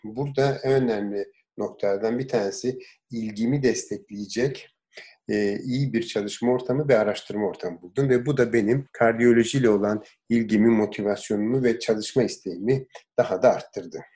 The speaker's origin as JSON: {"language": "Turkish", "town": "Diyarbakır", "region": "Diyarbakır Province", "country": "Turkey", "tie": "born or raised there", "said": "Diyarbakır'da doğdum. İlkokulu evimizin yakınındaki Diyarbakır İnönü İlkokulu'nda bitirdim."}